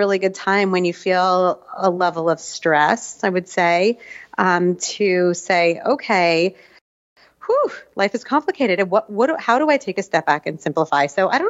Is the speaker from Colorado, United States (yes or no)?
no; New Jersey, United States; also born or lived in Israel / Asia; now in New York, United States; I grew up in New Jersey / a little bit in Israel later on. We've spent the last 15 years living in Asia.